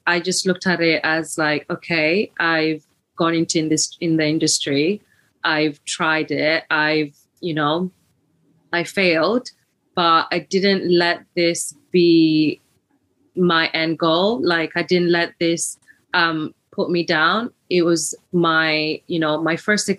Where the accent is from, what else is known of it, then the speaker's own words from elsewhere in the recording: Leicester, East Midlands, United Kingdom; moved away as an adult; also born or lived in Birmingham; now in London, United Kingdom; I moved back home for a little bit to find a more suited role, to see if I can find something there. And it was, I'm from Leicester